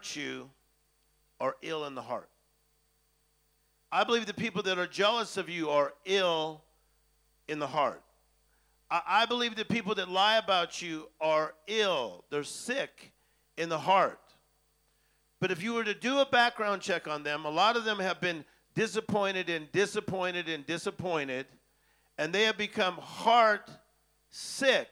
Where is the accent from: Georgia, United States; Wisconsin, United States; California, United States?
California, United States; Los Angeles; I'm from Hollywood